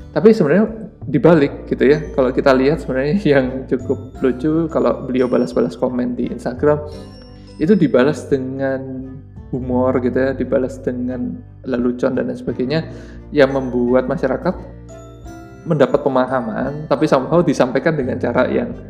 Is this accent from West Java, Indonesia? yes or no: no; Surabaya, East Java, Indonesia; saya tahu Pak Emil itu awalnya saat di Surabaya pada saat itu di kota saya sedang dibangun sebuah apa ya toko buku